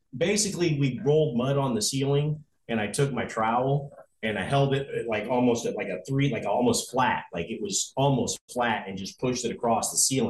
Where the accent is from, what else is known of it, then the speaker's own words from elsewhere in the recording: Phoenix, Arizona, United States; moved away; I grew up in Phoenix when I was a teenager.